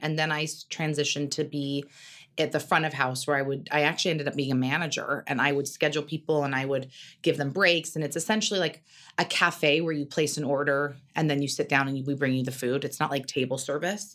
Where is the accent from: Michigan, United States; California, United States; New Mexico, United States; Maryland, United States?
California, United States; Carmel; moved away as an adult; also born or lived in New York / Los Angeles; I grew up in Carmel.